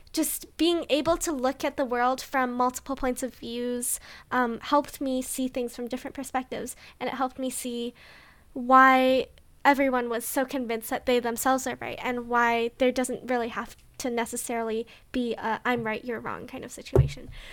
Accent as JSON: {"language": "English", "country": "Canada", "said": "we're too Canadian."}